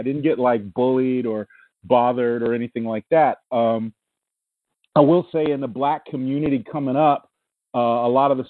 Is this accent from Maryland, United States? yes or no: no; Washington, District of Columbia, United States; I grew up a lot of different places. I mean, mostly Washington, D.C., I guess. But we traveled a lot.